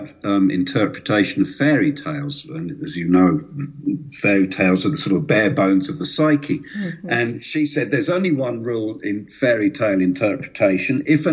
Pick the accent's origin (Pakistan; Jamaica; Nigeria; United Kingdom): United Kingdom; London; moved away as an adult; now in Switzerland; I grew up in London